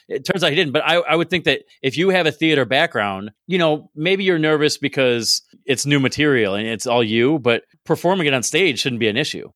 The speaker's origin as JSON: {"language": "English", "town": "Binghamton", "region": "New York", "country": "United States", "said": "I'm from Binghamton"}